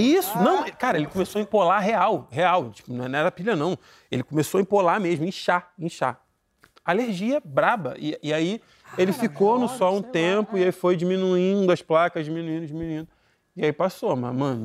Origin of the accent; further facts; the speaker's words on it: Nova Iguaçu, Rio de Janeiro, Brazil; Eu sou de Nova Iguaçu